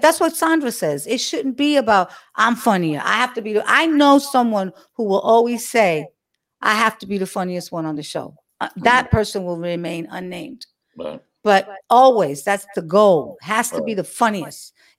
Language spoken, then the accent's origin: English; New York, United States; you booked me because I was from New York